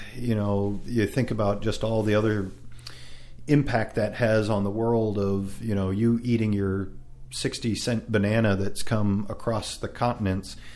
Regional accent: San Francisco Bay Area, California, United States; moved away; I grew up in the San Francisco Bay Area

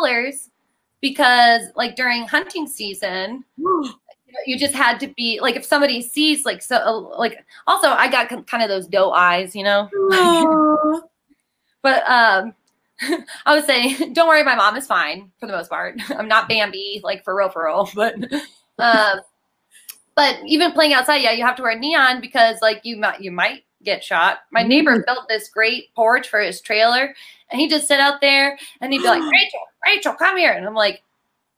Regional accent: West Virginia, United States; moved away; I'm from West Virginia

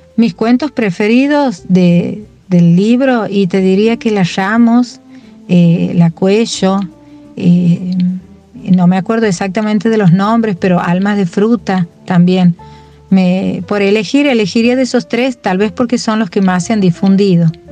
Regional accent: Santiago del Estero, Argentina; now in Córdoba, Argentina; me defino como santiagueña. Yo creo que ese es eh, el lugar de donde, de donde vengo y al que vuelvo siempre

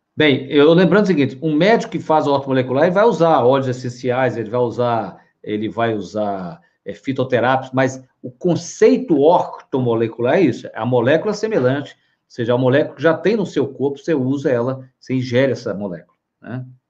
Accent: Minas Gerais, Brazil; Eu sou mineiro

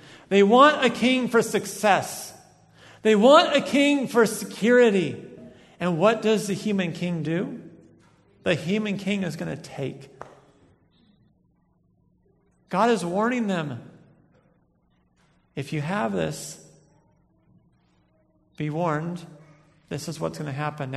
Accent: United States; I'm an American of the 21st century

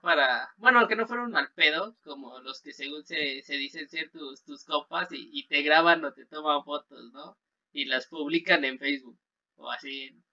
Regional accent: Mexico; uno como mexicano

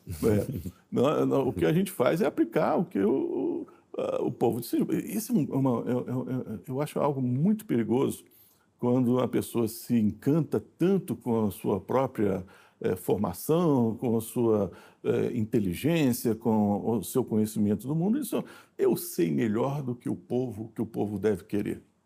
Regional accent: Brasília, Federal District, Brazil; also born or lived in Rio de Janeiro; nasci em 1961, né, no, no, Rio de Janeiro, mas passei a minha vida toda em Brasília

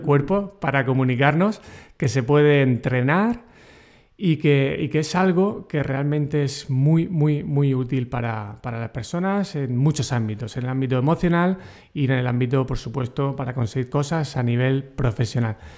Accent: Region of Murcia, Spain; accent: murciano; yo soy, ya sabes, muy murciano y mi acento murciano

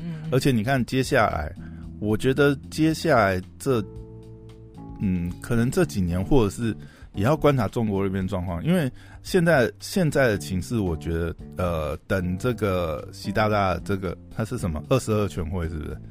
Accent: Taiwan; 我们台湾人

